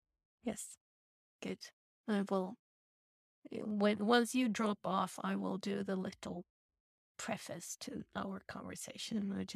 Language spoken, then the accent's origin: English; United States; So I'm American.